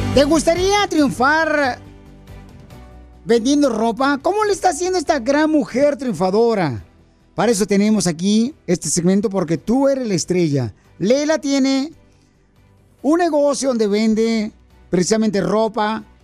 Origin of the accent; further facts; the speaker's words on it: Michoacán, Mexico; now in United States; como de Michoacán, así como buen michoacano que soy